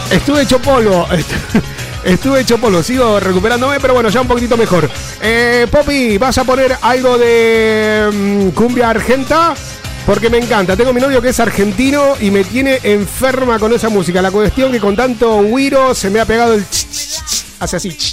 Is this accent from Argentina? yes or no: no; Colombia; now in Madrid, Spain; de Colombia. ¿Qué hace? Ah, no, soy … colombiana. Vivo en Madrid.